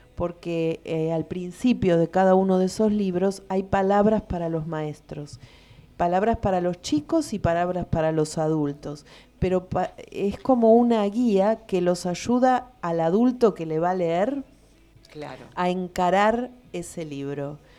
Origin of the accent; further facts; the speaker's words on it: Lomas de Zamora, Buenos Aires Province, Argentina; yo nací en Lomas, me crié en Lomas, estudié en la normal de Lomas y trabajé como docente siempre aquí